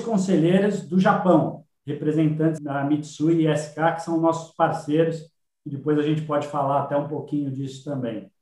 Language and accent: Portuguese; São Paulo, Brazil; eu sou nascido em São Paulo